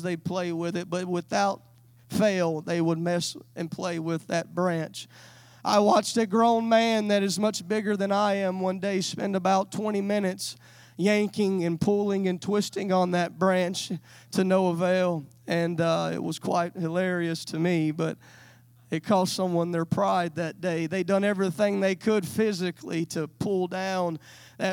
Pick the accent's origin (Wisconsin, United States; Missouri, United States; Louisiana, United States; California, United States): Louisiana, United States; now in West Texas, United States; I was raised in Louisiana, but I moved to West Texas